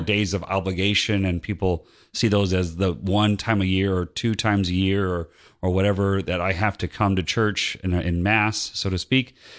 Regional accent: Northwest Indiana, United States; moved away as an adult; also born or lived in Latrobe, Pennsylvania; now in Georgia, United States; I grew up in Northwest Indiana near Chicago. And, um, but I moved down here in nineteen ninety-six.

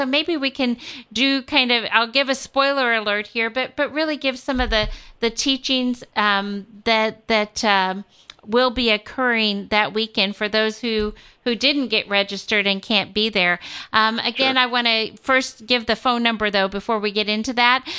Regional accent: Kansas City, Missouri, United States; I come from Kansas City, and that's where we have 18 stations in our Catholic Radio network in Kansas City.

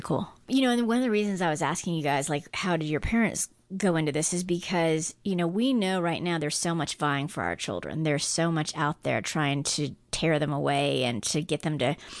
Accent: Guam; moved away; I grew up on Guam

